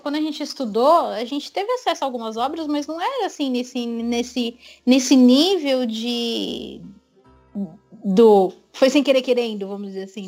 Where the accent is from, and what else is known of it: Brazil